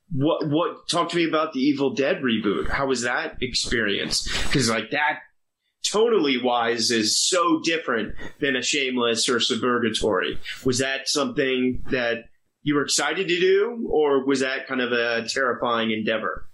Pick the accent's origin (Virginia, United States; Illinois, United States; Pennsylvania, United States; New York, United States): Virginia, United States; I grew up in Virginia